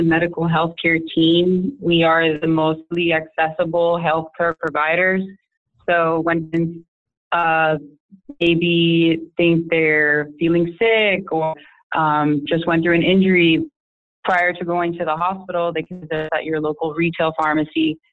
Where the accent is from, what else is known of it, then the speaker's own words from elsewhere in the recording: Miami, Florida, United States; moved away as an adult; now in Atlanta, United States; I'm originally from Miami, Florida.